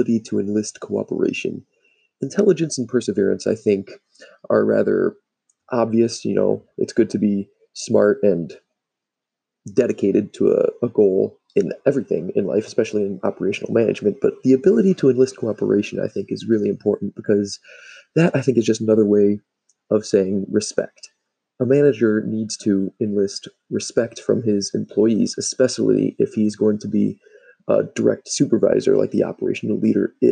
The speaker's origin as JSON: {"language": "English", "town": "Cleveland", "region": "Ohio", "country": "United States", "tie": "born or raised there", "said": "my hometown in Cleveland"}